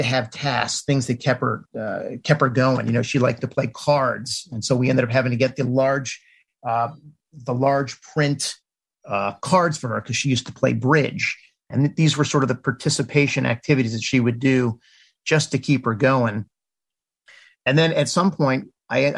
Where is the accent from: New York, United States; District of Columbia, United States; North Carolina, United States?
District of Columbia, United States; Washington; I'm originally from the Washington, D.C. area, like literally next to Chevy Chase Circle in Washington. Went to D.C. public schools